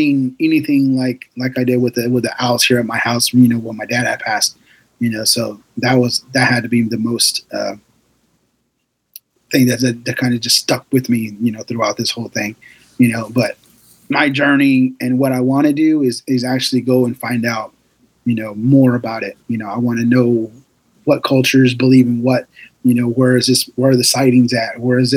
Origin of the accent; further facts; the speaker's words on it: Lebanon, Oregon, United States; I lived in my hometown, which is Lebanon, Oregon